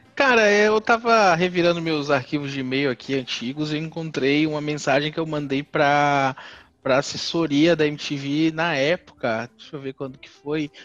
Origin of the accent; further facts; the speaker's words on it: Salvador, Bahia, Brazil; also born or lived in interior of São Paulo state; eu sou de Salvador, minha vida inteira eu morei em Salvador